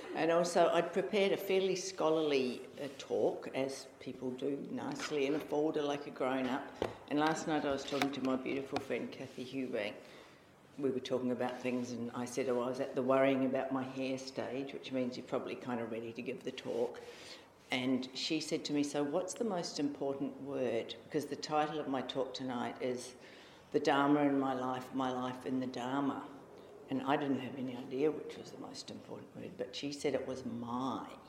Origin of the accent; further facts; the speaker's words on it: Auckland, New Zealand; also born or lived in Australia; now in Perth, Australia; I came from Auckland, and my family were very creative